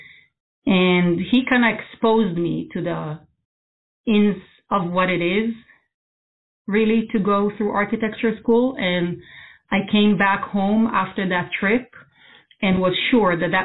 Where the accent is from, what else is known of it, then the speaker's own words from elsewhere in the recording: Israel; moved away as an adult; now in United States; I grew up in Israel. I'm originally from there. I've been in the U.S. for about 25 years now, so more than half my life